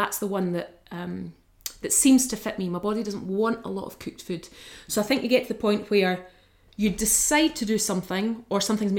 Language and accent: English; Bo'ness, Scotland, United Kingdom; moved away as an adult; also born or lived in Falkirk / Brightons / Redding / London; From Falkirk. But well, I grew up in Bo'ness.